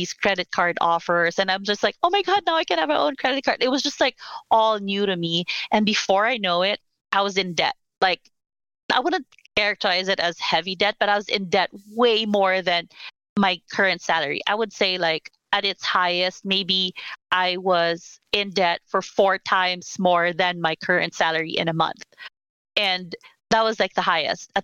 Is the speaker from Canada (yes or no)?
no; Philippines; moved away as an adult; also born or lived in Manila; now in United States; I'm Filipina. I grew up born and raised in the Philippines. I moved to the US about 10 years ago now. In my early 30s